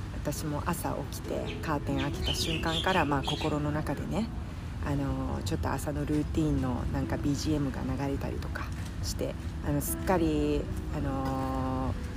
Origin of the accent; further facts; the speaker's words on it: Kansai, Japan; moved away; 関西人として